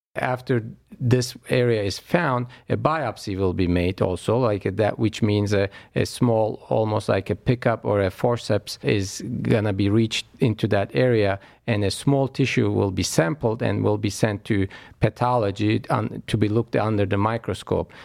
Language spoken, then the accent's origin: English; Istanbul, Turkey; moved away as an adult; also born or lived in New York; now in Cleveland, United States; I was born actually in Istanbul, Turkey, uh, overseas, and moved to Cleveland Clinic about fifteen years ago now.